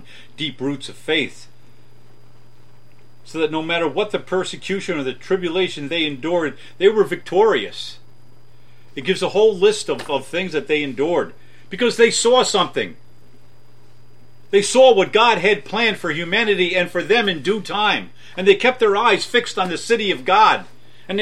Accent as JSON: {"language": "English", "country": "United States", "said": "American Christians"}